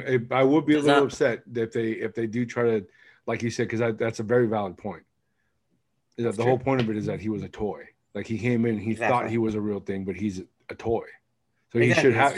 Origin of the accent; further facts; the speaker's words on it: Oakland, California, United States; I'm from Oakland. Grew up there. Spent the majority of my life there.